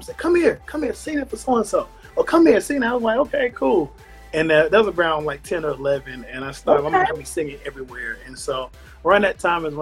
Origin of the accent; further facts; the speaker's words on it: Charlotte, North Carolina, United States; also born or lived in Durham, North Carolina; I was a North Carolina boy, born and raised in Charlotte, North Carolina